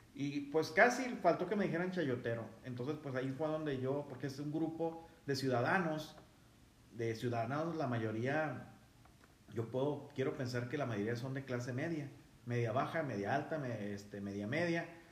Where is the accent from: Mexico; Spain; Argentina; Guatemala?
Mexico; somos mexicanos todos